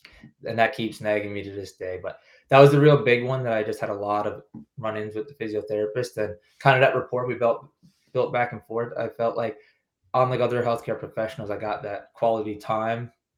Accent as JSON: {"language": "English", "region": "East Coast", "country": "Canada", "tie": "born or raised there", "said": "So growing up on the East Coast, and anyone who knows an East Coaster, we like to stay close to home."}